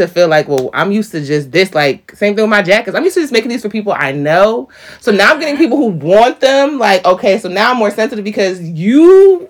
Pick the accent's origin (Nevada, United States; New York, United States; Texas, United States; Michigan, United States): New York, United States; I'm a New York girl